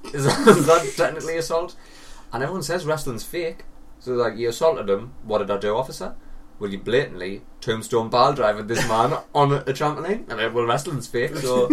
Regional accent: United Kingdom

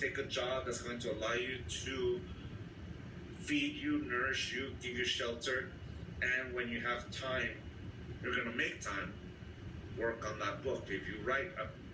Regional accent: San Diego, California, United States; being born and raised in San Diego

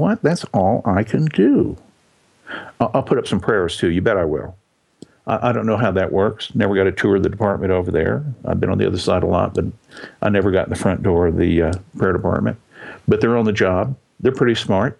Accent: Texas, United States; I was born in Texas

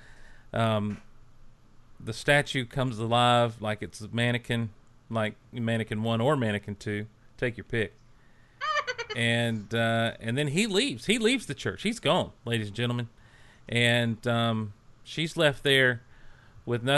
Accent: the South, United States; I'm a Southerner.

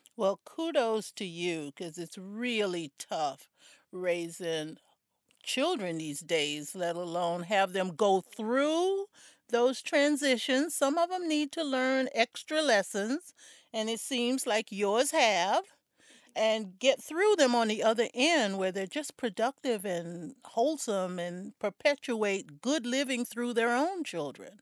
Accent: South Florida, United States; I grew up in South Florida

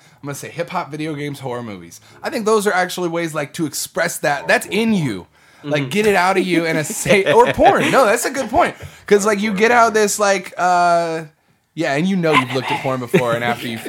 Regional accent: Midwest, United States; now in Texas, United States; So when I first moved to Texas, I came from the Midwest.

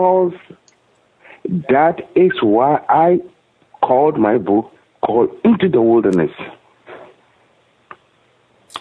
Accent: Accra, Greater Accra, Ghana; moved away as an adult; I was born in Accra, Ghana, in Africa

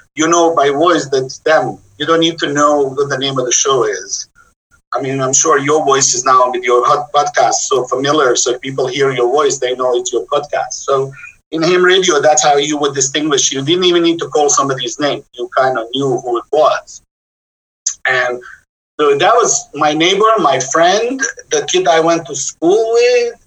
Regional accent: Jajce, Federation of Bosnia and Herzegovina, Bosnia & Herzegovina; moved away as an adult; now in Oakland, United States; I was born in a small town in the middle of the country, Yugoslavia at the time. Bosnia and Herzegovina was the a, a, state

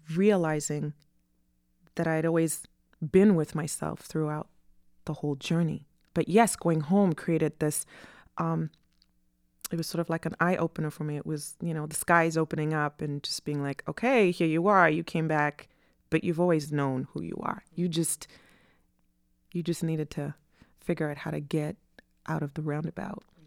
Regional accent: Harare, Zimbabwe; now in United States; I was born and raised in Harare, Zimbabwe, which is in southern Africa.

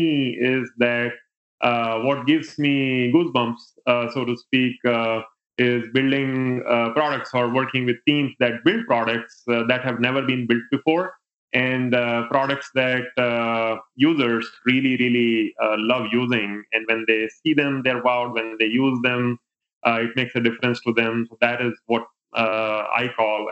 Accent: India; moved away as an adult; now in United States; I grew up in India. I did my education from there and even worked for the first 7 years of my career in India. And then I came to the States in 2006

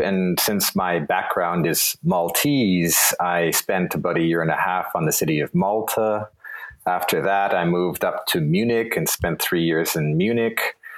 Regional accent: Toronto, Ontario, Canada; moved away as an adult; also born or lived in Vienna; born in Toronto and raised in Toronto

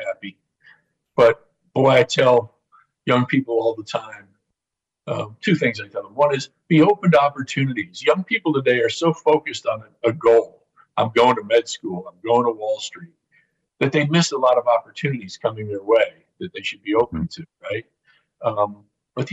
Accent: Indianapolis, Indiana, United States; my hometown of Indianapolis

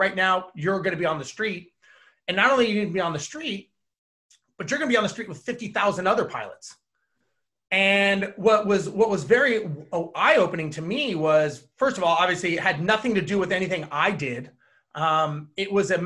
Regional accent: Los Angeles, California, United States; I was born and raised in Los Angeles

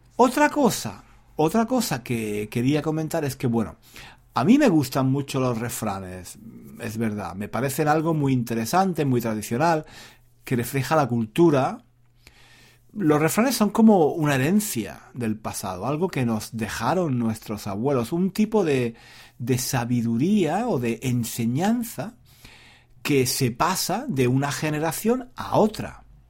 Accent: Spain; now in London, United Kingdom; yo crecí en España, en una familia donde había muchas mujeres

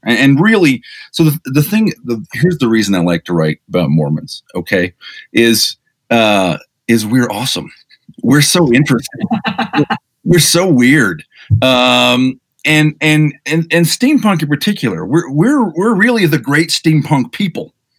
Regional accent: Provo, Utah, United States; also born or lived in Chicago, Illinois / Ithaca, New York; at the age of nine, moved to Utah

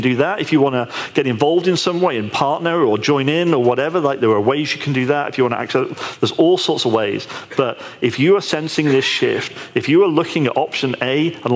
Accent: United Kingdom; I'm British

